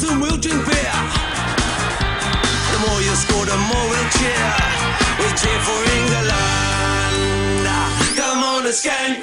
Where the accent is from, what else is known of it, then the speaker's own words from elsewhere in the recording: Nottingham, East Midlands, United Kingdom; now in Cyprus; my hometown of Nottingham